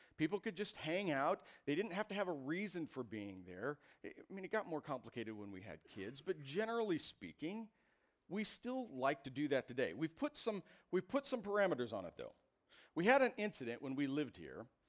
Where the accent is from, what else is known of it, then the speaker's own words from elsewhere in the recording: Iowa, United States; moved away as an adult; I grew up in Iowa.